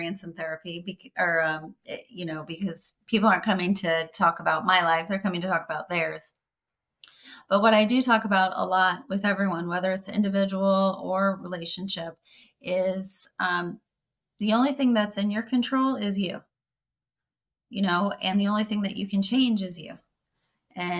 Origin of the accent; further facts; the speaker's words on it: Missouri, United States; moved away as an adult; now in St. Petersburg, United States; I grew up in Missouri, and I moved down to Florida